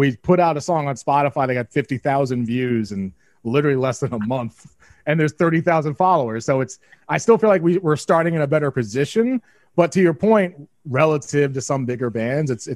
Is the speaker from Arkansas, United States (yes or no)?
no; Long Island, New York, United States; That's our hometown